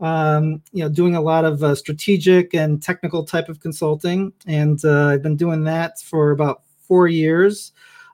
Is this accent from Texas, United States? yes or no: no; Chicago, Illinois, United States; moved away as an adult; now in Northern Virginia, United States; I grew up in Chicago